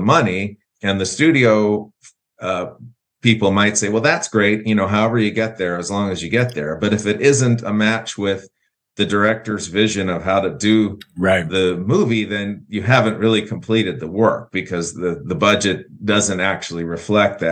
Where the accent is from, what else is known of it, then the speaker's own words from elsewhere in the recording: St. Louis, Missouri, United States; I was born here and in St. Louis